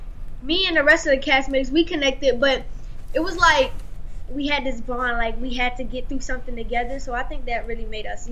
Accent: Savannah, Georgia, United States; I'm from Savannah, Georgia, and he's from the A-Town, Atlanta, Georgia.

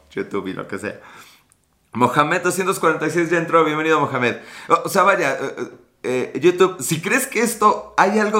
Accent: Chile; Yo soy chileno, ¿y por qué Chile? Sé por qué Chile, por qué Chile, por qué, es Chile.

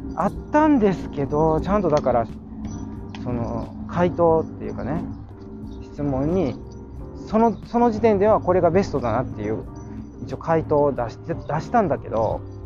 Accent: Kansai, Japan; accent: Kansai-ben; 関西弁丸出しのあのトーク

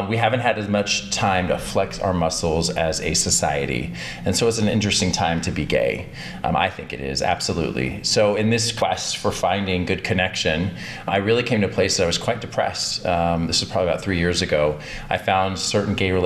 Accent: Texas, United States; now in Atlanta, United States; I'm actually originally a Texan

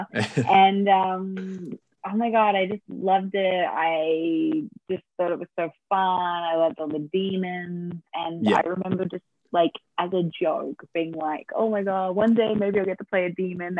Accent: Australia; I was Australian

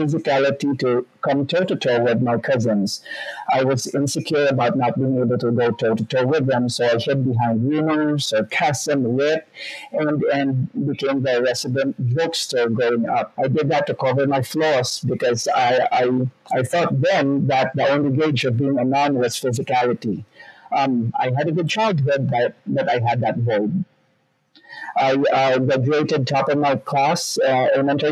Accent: Bacolod, Western Visayas, Philippines; now in Texas, United States; I grew up in the Philippines. So I grew up in Bacolod City, Philippines

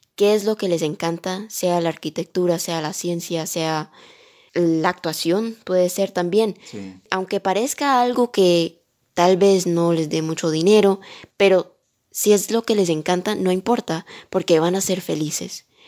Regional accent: Miami, Florida, United States; also born or lived in Colombia; yo nací aquí en Miami, en los Estados Unidos, pero soy colombiana de corazón.

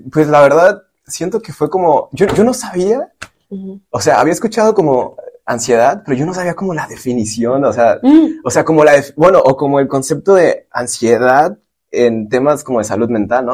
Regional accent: Michoacán, Mexico; moved away as an adult; now in San Francisco, United States; yo soy de Michoacán

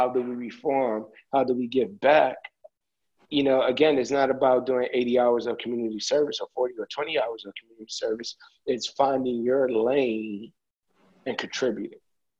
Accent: Nigeria; Regardless if you own it or not, again, I grew up in Nigeria.

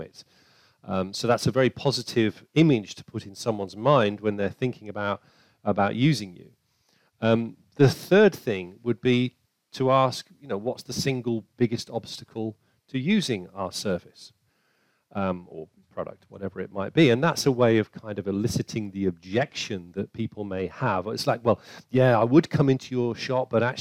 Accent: United Kingdom; we're British

